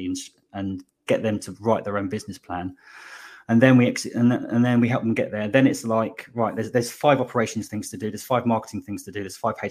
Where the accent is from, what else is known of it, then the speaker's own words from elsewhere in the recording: Slough, South East England, United Kingdom; moved away as an adult; also born or lived in West London; now in Bristol, United Kingdom; I was born in Slough, but I say West London. I moved here 20 years ago